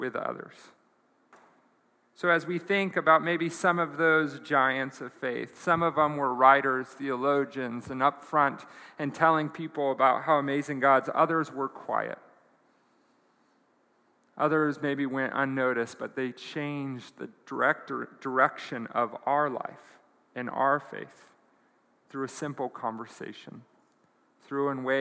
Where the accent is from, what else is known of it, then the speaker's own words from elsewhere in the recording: United States; as an American